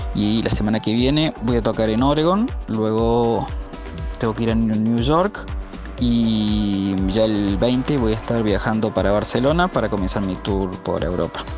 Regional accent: Córdoba, Argentina; moved away as an adult; also born or lived in Canada; soy canadiense, pero soy mucho más argentino, eh, se podría decir, de la provincia de Córdoba para ser más exactos

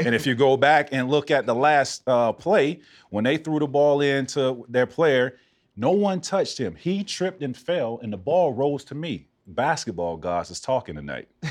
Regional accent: Central Florida, United States; moved away as an adult; growing up in Central Florida

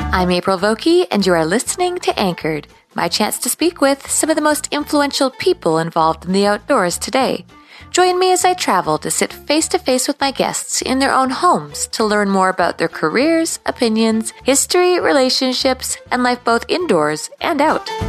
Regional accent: Canada; as a Canadian

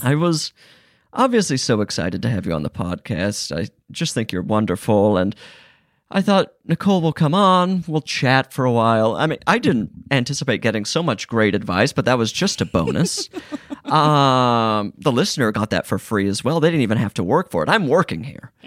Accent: Utah, United States; I'm from Utah

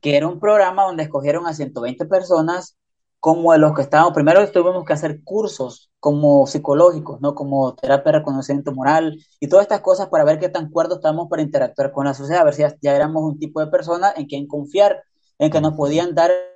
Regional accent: Honduras; now in United States; yo soy de Honduras

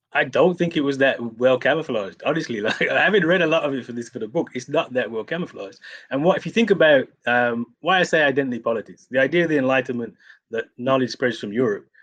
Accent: United Kingdom; I'm from Britain

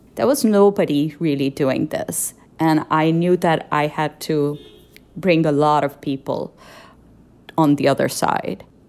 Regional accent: Pakistan; moved away; as a visual artist growing up in Pakistan

